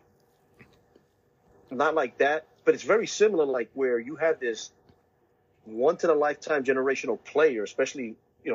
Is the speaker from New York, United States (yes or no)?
yes; Brooklyn, New York, United States; that was in my hometown, Brooklyn